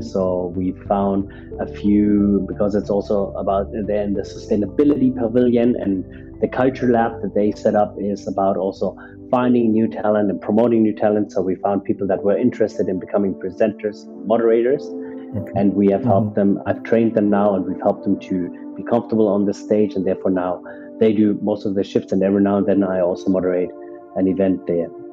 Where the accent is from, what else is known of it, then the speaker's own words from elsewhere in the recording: Germany; first language German; English is a second language; moved away as an adult; also born or lived in Canada; now in Dubai, United Arab Emirates; I'm born and raised in Germany, but my dad is from Nigeria, from Ibadan